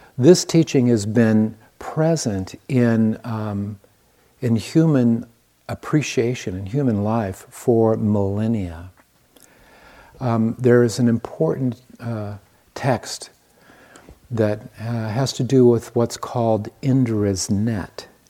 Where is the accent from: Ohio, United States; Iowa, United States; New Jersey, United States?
Iowa, United States; I was born in the Midwest. I am an Iowan. born in Iowa